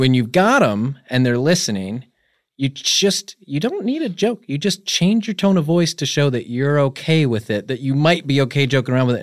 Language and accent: English; Connecticut, United States; I'm just from, like, some fucking little suburb, uh, you know, in Connecticut, I grew up, it's actually pretty nice.